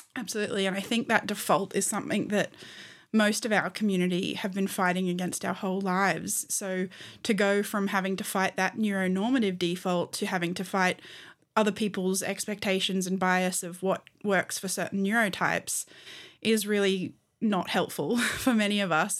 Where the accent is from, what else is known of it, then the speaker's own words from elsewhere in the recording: Australia; I'm an Australian human rights lawyer